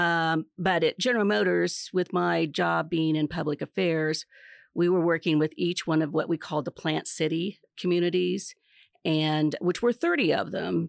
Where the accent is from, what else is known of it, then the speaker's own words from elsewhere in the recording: Hope, Kansas, United States; moved away as an adult; I grew up in Hope, Kansas on a dairy and wheat farm.